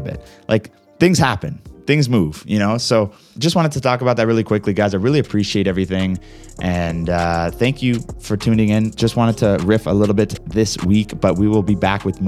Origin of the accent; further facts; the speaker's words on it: Canada; my own country